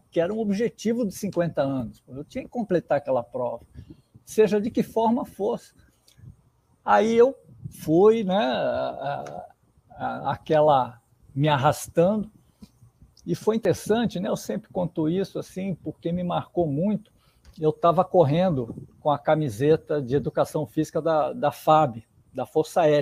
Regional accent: Santos, São Paulo, Brazil; De Santos.

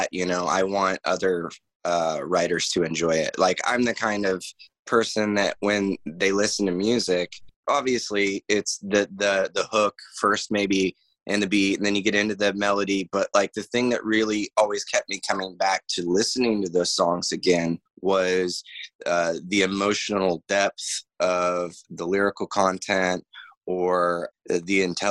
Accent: Blue Springs, Missouri, United States; also born or lived in Independence, Missouri; I was born in Independence, but I was raised in Blue Springs, Missouri. That's where my childhood home was.

